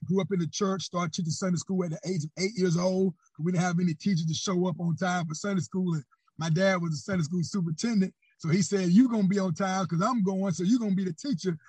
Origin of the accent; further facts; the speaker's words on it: Panama City, Florida, United States; I'm born and raised in Panama City, Florida